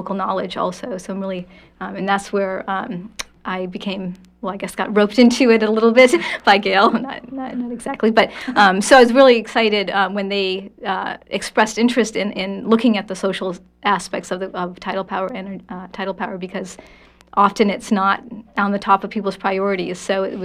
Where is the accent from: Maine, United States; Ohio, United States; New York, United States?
Maine, United States; I grew up in Maine, like you said, on the coast of Maine, from fishing community